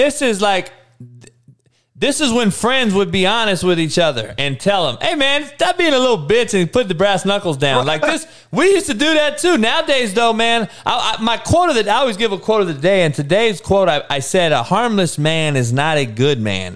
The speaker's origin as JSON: {"language": "English", "town": "Compton", "region": "California", "country": "United States", "tie": "born or raised there", "said": "my growing up? So in Compton in the in the in the eighties"}